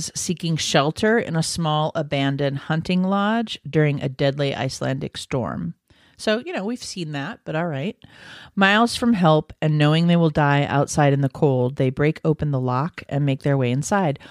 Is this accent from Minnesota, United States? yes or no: no; California, United States; growing up in California